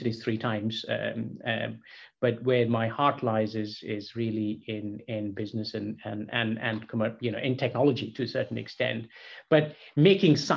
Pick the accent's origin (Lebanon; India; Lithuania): India; Kolkata, West Bengal; moved away; I was born and brought up in Calcutta in India